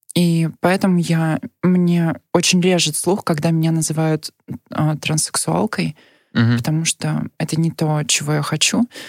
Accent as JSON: {"language": "Russian", "region": "Nizhny Novgorod Oblast", "country": "Russia", "tie": "born or raised there", "moved": "as an adult", "lives_now": "Moscow, Russia", "said": "я родилась в Нижегородской области и э, 18 лет жила там"}